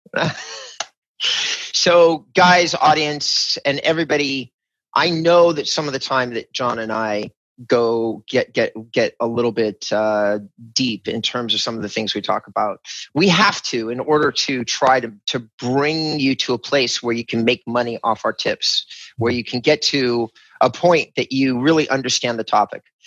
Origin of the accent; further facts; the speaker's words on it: California, United States; as a Californian